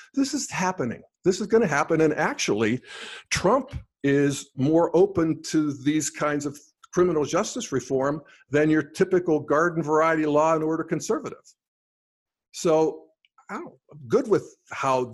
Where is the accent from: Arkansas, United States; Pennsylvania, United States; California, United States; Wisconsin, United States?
Pennsylvania, United States; Western; moved away as an adult; also born or lived in Denver; I grew up in Western Pennsylvania in the 60s and 70s in coal mining country